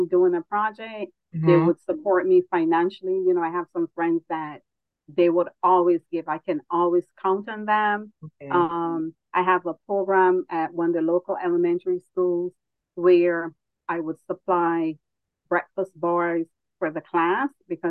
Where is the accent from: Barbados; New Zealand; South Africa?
Barbados; now in United States; growing up in Barbados